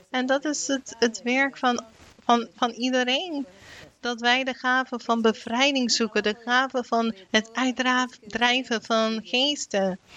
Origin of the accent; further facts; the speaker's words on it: Ecuador; Ik kom uit Ecuador. En ik hoop op een dag dat wij daar ook een regering zullen hebben